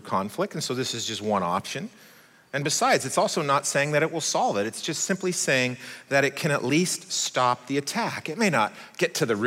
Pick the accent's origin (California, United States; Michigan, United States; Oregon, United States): Oregon, United States; I'm American. I was born in Oregon, but I'm also Swiss